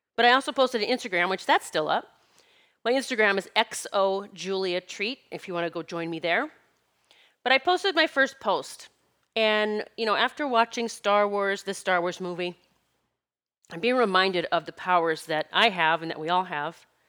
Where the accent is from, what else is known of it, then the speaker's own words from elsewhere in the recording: South Dakota, United States; I grew up in South Dakota collecting gardens